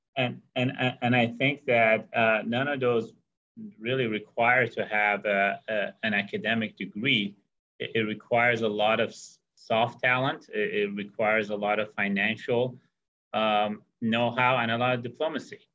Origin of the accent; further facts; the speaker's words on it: Santa Cruz, California, United States; where I grew up in Santa Cruz